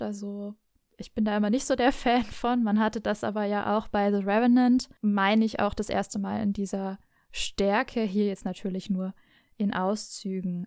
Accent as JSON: {"language": "German", "town": "Nuremberg", "region": "Bavaria", "country": "Germany", "tie": "born or raised there", "accent": "Franconian", "said": "bin ich wirklich gebürtige Nürnbergerin und werde heute sicherlich noch das ein oder andere Mal in meinen Heimatdialekt verfallen"}